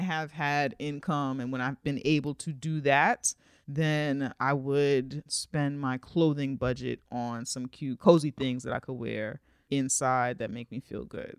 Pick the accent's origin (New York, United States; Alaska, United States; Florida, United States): New York, United States; as a New Yorker